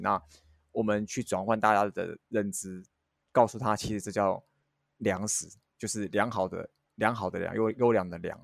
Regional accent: Hualien County, Taiwan; 因为我是花莲人

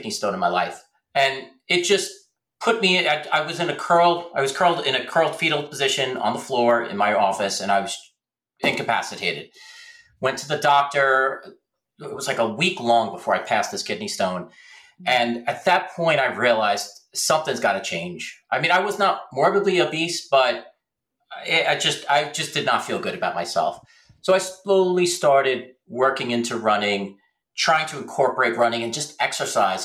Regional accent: Middletown, New Jersey, United States; I'm from Middletown, New Jersey

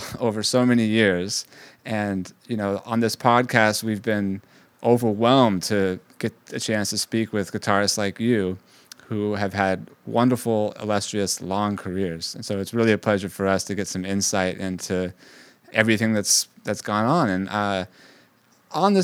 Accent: Bay Area, California, United States; moved away as an adult; now in New York, United States; I grew up in the Bay Area

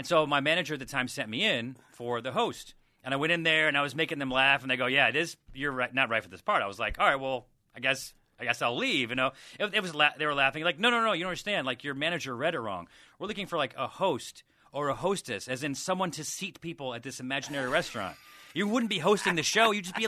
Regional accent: Syracuse, New York, United States; now in Los Angeles, United States

